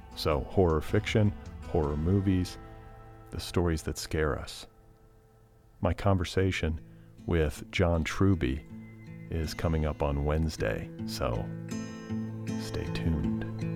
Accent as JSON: {"language": "English", "town": "Los Angeles", "region": "California", "country": "United States", "tie": "born or raised there", "said": "my hometown"}